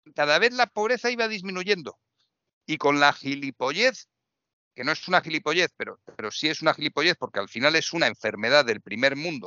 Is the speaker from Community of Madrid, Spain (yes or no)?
yes; Madrid, Community of Madrid, Spain; yo vivo en Madrid y hablo de Madrid, yo me siento más madrileño que otra cosa.